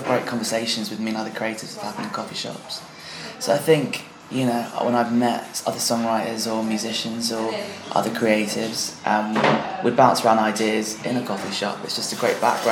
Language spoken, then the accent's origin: English; London, United Kingdom; My hometown